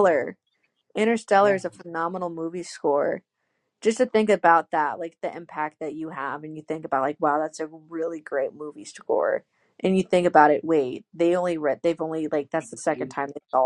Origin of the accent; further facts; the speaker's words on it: Illinois, United States; I'm from Illinois. He used to work at Western Illinois University, which is like 2 hours away from my hometown.